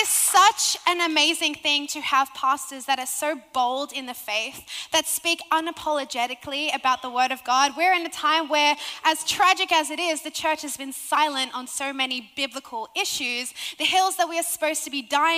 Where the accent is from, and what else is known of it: Sydney, New South Wales, Australia; accent: Australian